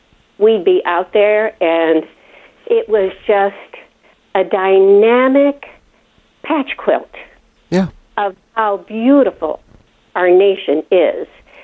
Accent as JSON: {"language": "English", "town": "Chicago", "region": "Illinois", "country": "United States", "tie": "born or raised there", "said": "And growing up in Chicago, I mean, we had Jewish, Italian, Polish, Lithuanian, Greek, Hungarian, and everybody was cohesive with each other."}